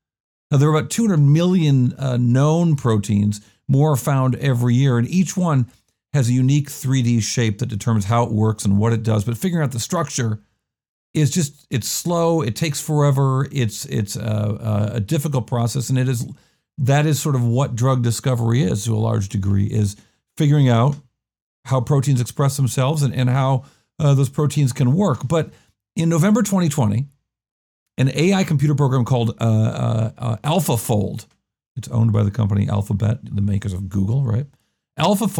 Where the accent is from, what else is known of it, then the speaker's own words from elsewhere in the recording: Rochester, New York, United States; moved away; I am in my hometown of Rochester, New York